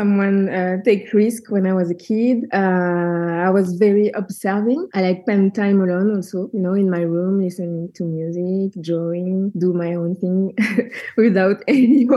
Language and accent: English; southern France, France; born or raised there; English is a second language; also born or lived in Senegal